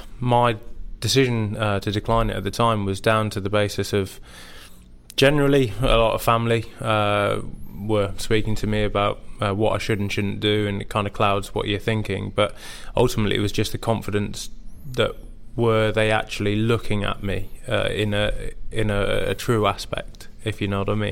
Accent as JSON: {"language": "English", "region": "England", "country": "United Kingdom", "said": "for me, I am English, and that was the sole decision to play for my country."}